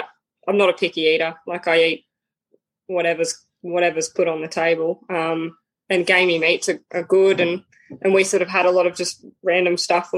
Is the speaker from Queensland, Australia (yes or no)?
yes; Brisbane, Queensland, Australia; born there; also born or lived in Victoria; So I was born in Brisbane. And I just moved around. We moved around a lot as a kid, so I just lived all up and down the East Coast, like North Queensland, all the way through down to Victoria